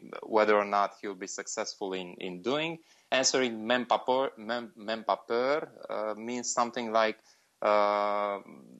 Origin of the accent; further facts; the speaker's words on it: Romania; also born or lived in Bucharest; I'm from Romania. I live in Bucharest